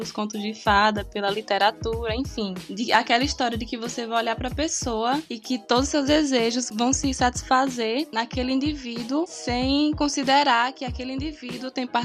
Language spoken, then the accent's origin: Portuguese; Northeast Region, Brazil; Desculpa, é que eu sou nordestina.